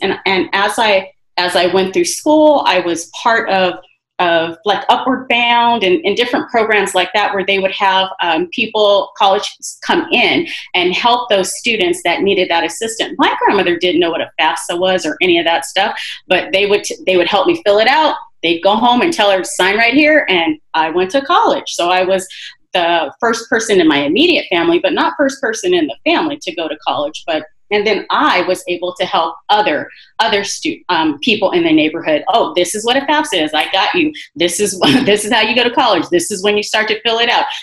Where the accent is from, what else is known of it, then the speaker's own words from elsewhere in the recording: Rialto, California, United States; I grew up in Rialto, but I work in Colton because I want to work close to my community